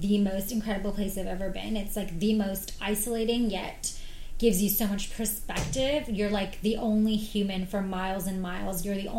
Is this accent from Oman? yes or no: yes; Oman; other than home, which is in the Middle East. I'm from Oman.